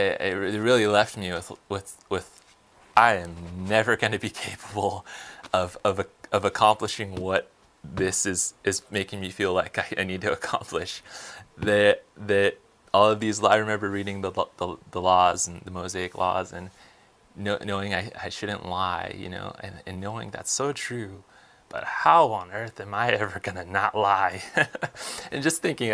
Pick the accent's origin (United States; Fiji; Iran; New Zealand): United States; outside of Los Angeles, California; moved away as an adult; now in Texas, United States; I was raised in California, and my mother and my father, and in a place outside of Los Angeles